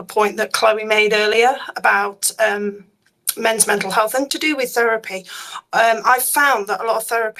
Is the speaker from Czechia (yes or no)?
no; United Kingdom; I'm probably the oldest one here. I'm British